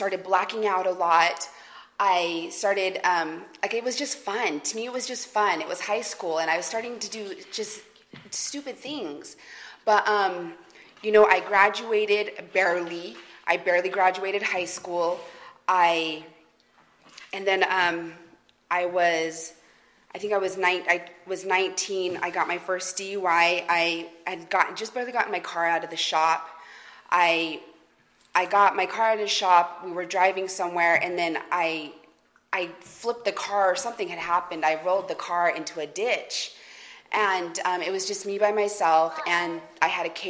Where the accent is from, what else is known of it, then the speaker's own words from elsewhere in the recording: Salt Lake City, Utah, United States; I'm originally from Utah, from Salt Lake City, Utah.